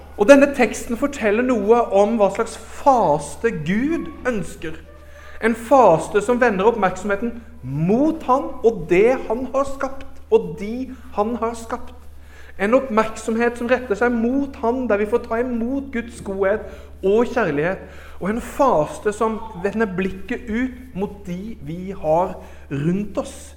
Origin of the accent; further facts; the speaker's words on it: Arendal, Agder, Norway; moved away; also born or lived in Oslo / Herøy; Jeg vokste opp i Arendal frikirke